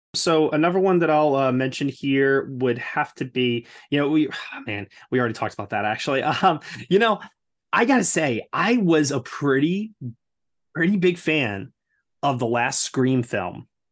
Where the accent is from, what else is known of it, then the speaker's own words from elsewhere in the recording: New York, United States; as a New Yorker